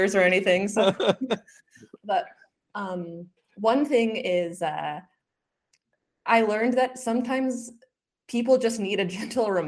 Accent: Edmonton, Alberta, Canada; I was born and raised here in Edmonton, where I am today.

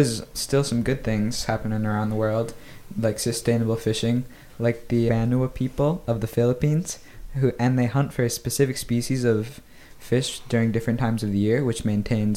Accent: Grand Marais, Minnesota, United States; we're from Grand Marais, Minnesota.

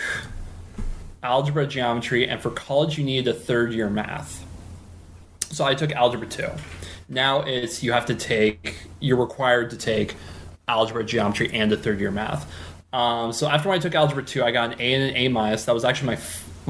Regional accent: Puyallup, Washington, United States; also born or lived in Mercer Island; now in Renton, United States; In Puyallup, I grew up in Puyallup

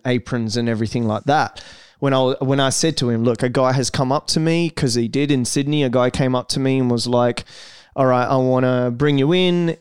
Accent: Brazil; English is a second language; now in Australia; I was born in Brazil

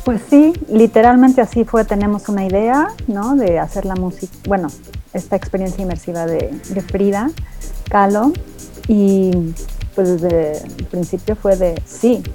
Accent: Mexico; moved away; ser mexicana es parte de mi identidad

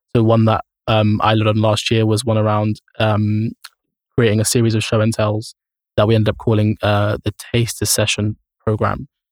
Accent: London, United Kingdom; as a teenager growing up in Camden

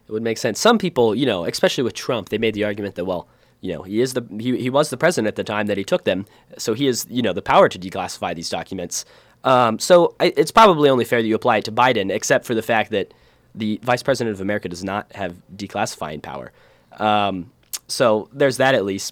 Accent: Ohio, United States; we're both from Ohio

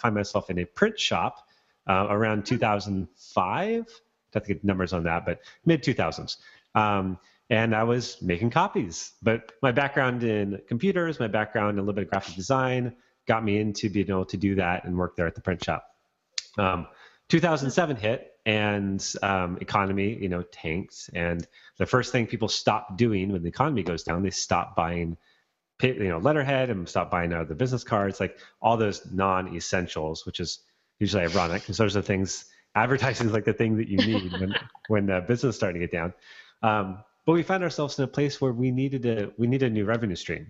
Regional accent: Bellingham, Washington, United States; moved away; back in my hometown of Bellingham

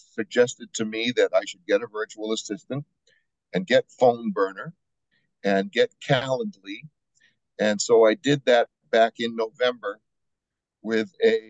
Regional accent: New Hampshire, United States; moved away as an adult; now in Estero, United States; I'm originally from New Hampshire.

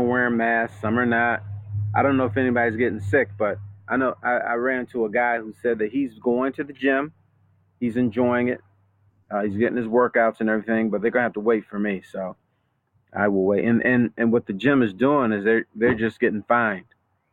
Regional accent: United States; I'm an American

